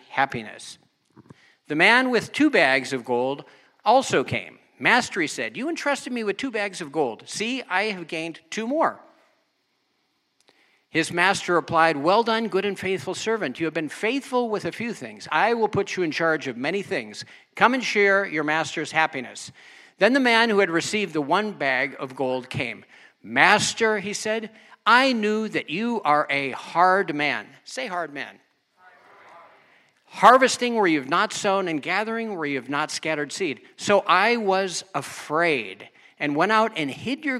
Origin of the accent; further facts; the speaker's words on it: United States; also born or lived in Germany; I'm American